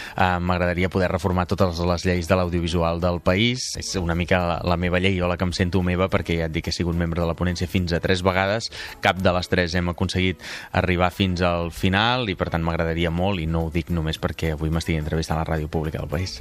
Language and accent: Catalan; Palafrugell, Catalonia, Spain; presentar-me a les municipals del meu poble i acabar sent alcalde de, de Palafrugell